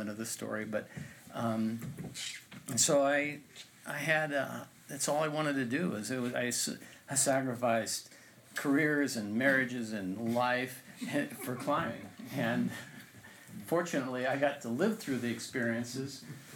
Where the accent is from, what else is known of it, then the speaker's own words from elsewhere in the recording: Anchorage, Alaska, United States; also born or lived in Big Lake, Alaska; we grew up in Big Lake and in Anchorage